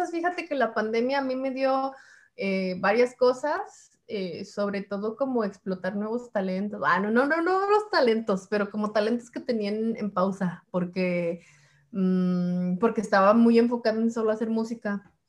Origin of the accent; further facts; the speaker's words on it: Puebla, Mexico; now in New York, United States; yo vengo de Puebla a Nueva York, como que no he pasado por otros lugares de Estados Unidos